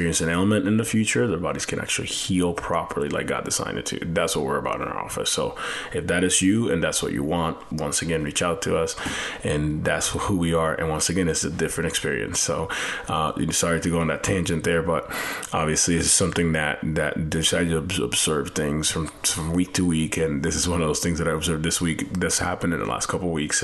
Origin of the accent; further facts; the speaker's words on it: Puerto Rico; moved away; I have an accent because I'm actually like from Puerto Rico and, you know, Latin America